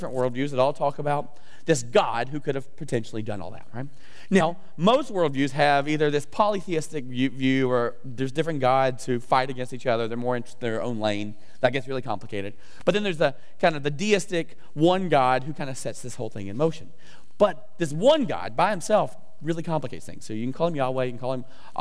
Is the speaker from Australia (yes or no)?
no; the South, United States; I'm from the South, I don't say that word right, I don't say the word 10